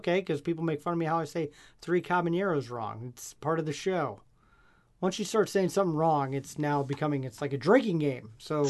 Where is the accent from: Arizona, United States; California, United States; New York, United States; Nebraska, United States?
Nebraska, United States; But I'm from Nebraska, okay, well, so yeah.